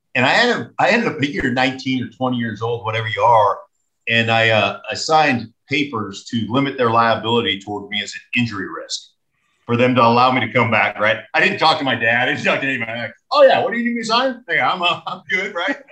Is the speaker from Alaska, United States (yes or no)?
yes; Alaska, United States; moved away as an adult; I grew up in Alaska